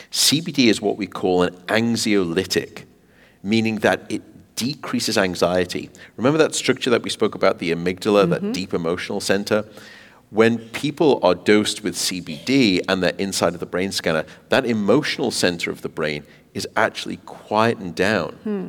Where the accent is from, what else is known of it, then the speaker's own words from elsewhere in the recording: Canada; Despite being Canadian, I know.